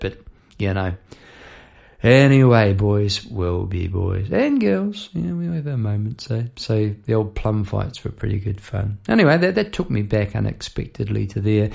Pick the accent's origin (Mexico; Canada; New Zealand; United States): New Zealand; Palmerston North, Manawatū-Whanganui; moved away as an adult; now in Melbourne, Australia; I now live in Melbourne, Australia. I've been over here for 20-odd years. But I grew up in New Zealand in Palmerston North